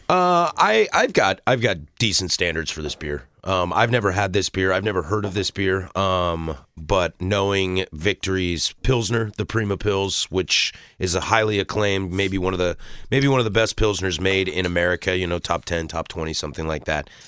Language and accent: English; the Northwest, Pacific Northwest, United States; I'm born and raised in the Northwest.